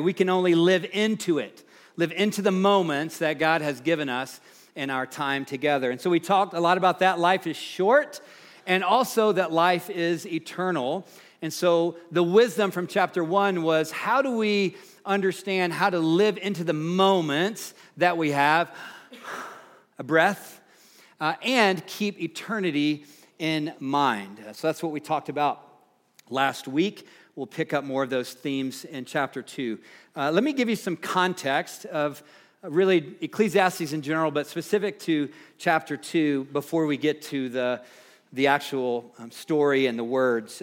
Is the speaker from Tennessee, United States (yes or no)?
yes; Nashville, Tennessee, United States; moved away; I grew up in the Nashville, Tennessee area